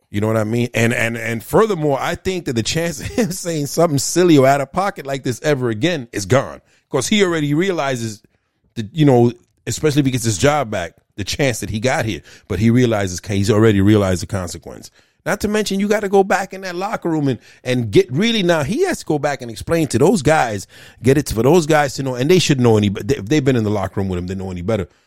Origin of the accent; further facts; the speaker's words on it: New York City, New York, United States; growing up in Brooklyn